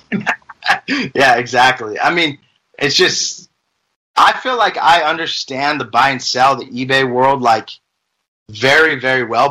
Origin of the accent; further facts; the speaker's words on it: Las Vegas, Nevada, United States; moved away as an adult; now in Utah, United States; I'm originally from Las Vegas, um, born and raised.